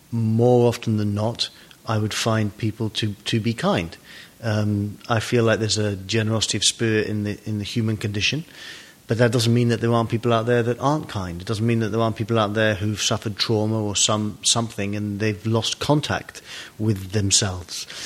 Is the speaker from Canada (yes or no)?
no; London, United Kingdom; moved away as an adult; now in California, United States; So I've been here since 2005. Mm-hmm. Um, and I, when you grow up in England, yeah, it's uh, you have a lack of sun.